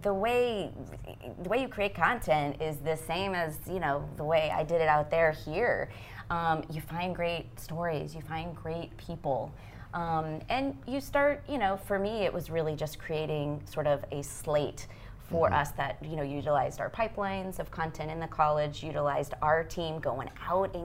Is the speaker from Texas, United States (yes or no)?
yes; Texas, United States; moved away as an adult; also born or lived in Los Angeles, United States; I was born and raised in Texas